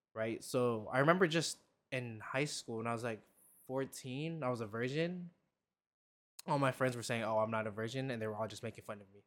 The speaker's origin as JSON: {"language": "English", "country": "Philippines", "tie": "born or raised there", "moved": "yes", "said": "I grew up in the Philippines"}